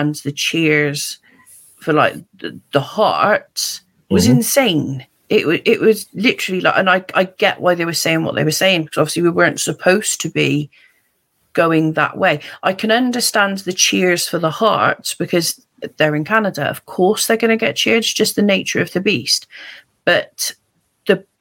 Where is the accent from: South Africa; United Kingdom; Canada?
United Kingdom; Being British